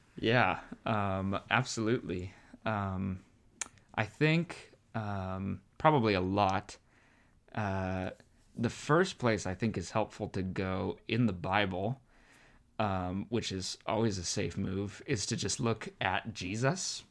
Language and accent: English; Arizona, United States; moved away as an adult; also born or lived in California; I'm born and raised in Arizona